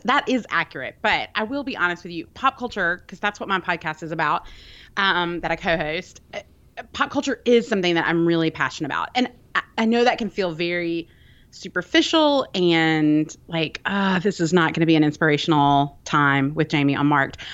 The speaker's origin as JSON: {"language": "English", "town": "Birmingham", "region": "Alabama", "country": "United States", "said": "I'm from Birmingham, Alabama. I live there now."}